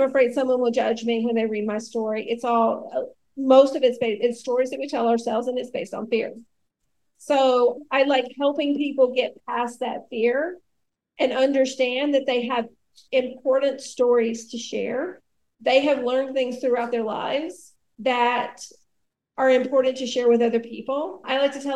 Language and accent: English; rural Alabama, United States; I grew up in the South, in rural Alabama